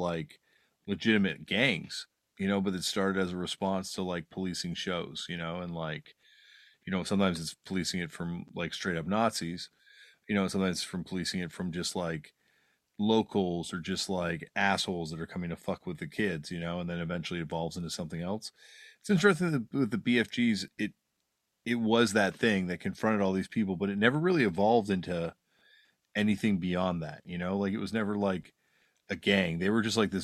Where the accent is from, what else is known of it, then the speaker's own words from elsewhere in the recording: Toronto, Ontario, Canada; growing up in Toronto